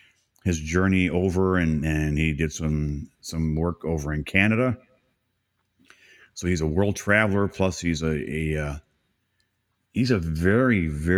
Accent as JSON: {"language": "English", "town": "Port Huron", "region": "Michigan", "country": "United States", "tie": "born or raised there", "moved": "yes", "lives_now": "Florida, United States", "said": "And it's right next to a bigger town, which was where Tim lives and where I grew up in Port Huron. It's a great little area. It's not a little area anymore. It's growing, isn't it?"}